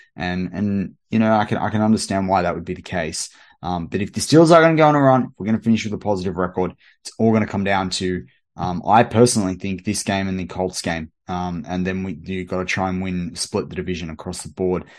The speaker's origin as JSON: {"language": "English", "country": "Australia"}